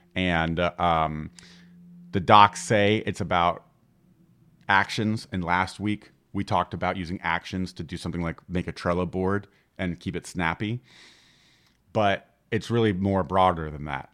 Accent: Florida, United States; I'm from Florida

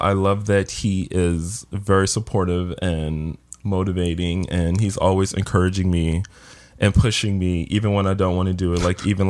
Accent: Baltimore, Maryland, United States; now in New York, United States; We're from Baltimore

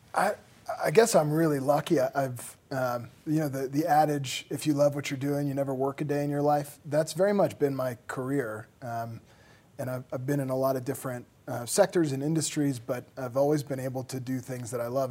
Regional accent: Boston, Massachusetts, United States; also born or lived in Denver; now in Vail, United States; I grew up in Boston

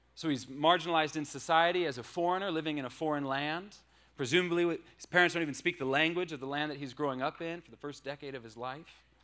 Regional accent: Washington, United States; moved away as an adult; I'm from Washington State. That's where I grew up.

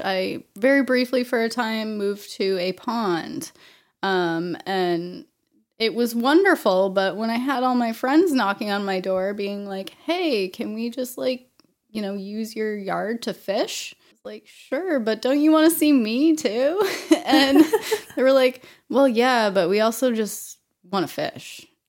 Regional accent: Auburn, Maine, United States; also born or lived in Vermont; now in Portland, United States; So I'm originally from Auburn, central Maine. I went off to college in Vermont for a few years, really, really spread my wings there. Moved back to Maine, to Auburn, my parents' house

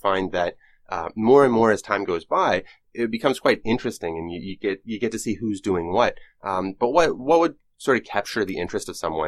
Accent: Vancouver, British Columbia, Canada; I'm from Vancouver. I kind of grew up here. I spent some time living in different countries, but I've never been to Toronto.

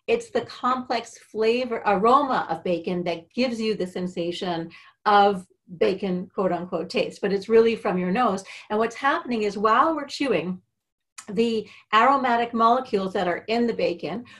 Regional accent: Canada; moved away; I'm Canadian. I'm dual citizen now

